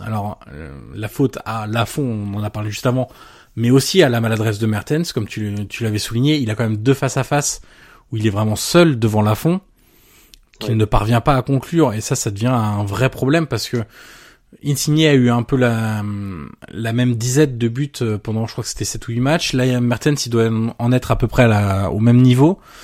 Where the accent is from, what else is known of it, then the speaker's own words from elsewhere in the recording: France; vu qu'on est français.